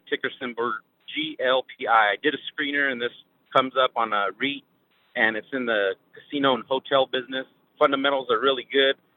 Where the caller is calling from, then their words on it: Riverdale, California, United States; I'm calling from Riverdale, California.